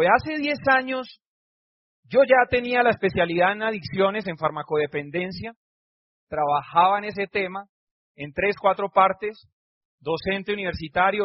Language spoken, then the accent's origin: Spanish; Cúcuta, Norte de Santander, Colombia; moved away as an adult; also born or lived in Barranquilla; salí de mi casa de Cúcuta, que me fui a Barranquilla